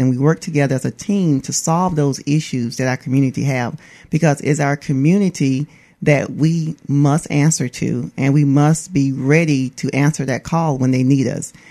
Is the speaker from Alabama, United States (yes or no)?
yes; Atmore, Alabama, United States; I'm from Atmore, Alabama